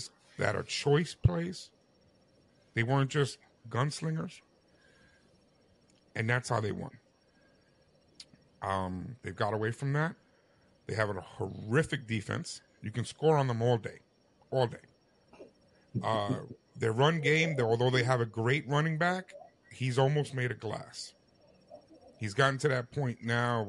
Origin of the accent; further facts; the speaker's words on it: New York, United States; As a New Yorker